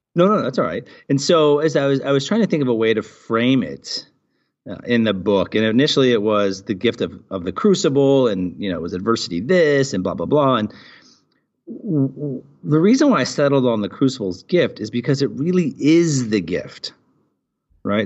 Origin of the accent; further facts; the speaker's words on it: Portland, Oregon, United States; now in United Arab Emirates; I was born and raised in Portland, Oregon